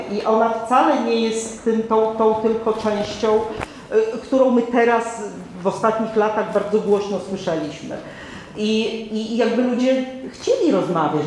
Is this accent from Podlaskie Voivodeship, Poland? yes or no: yes; Podlaskie Voivodeship, Poland; ja z Podlasia